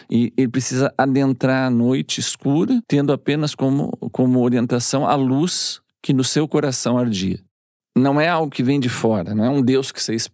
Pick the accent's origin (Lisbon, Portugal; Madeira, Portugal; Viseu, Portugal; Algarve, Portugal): Lisbon, Portugal; Tem um, um, um, compositor lá da minha terra, em Lisboa, que é um, todo mundo que é da minha geração, até hoje, né?